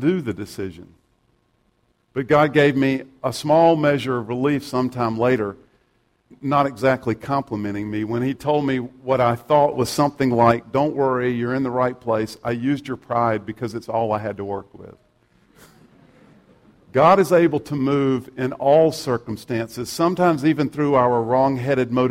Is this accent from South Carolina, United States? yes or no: yes; South Carolina, United States; I'm from South Carolina